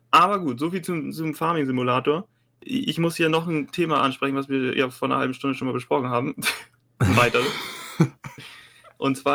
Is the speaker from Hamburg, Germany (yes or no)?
yes; Hamburg, Germany; Als Hamburger Gladbach-Fan Kölsch zu trinken in Hamburg